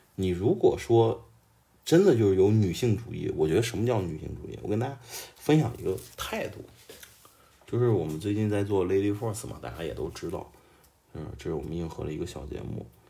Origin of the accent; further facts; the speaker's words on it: Xuzhou, Jiangsu, China; 我出生在一个小小城市，江苏徐州，但是我都不是徐州市的人。 我是周边的一个矿区长大的一个小孩儿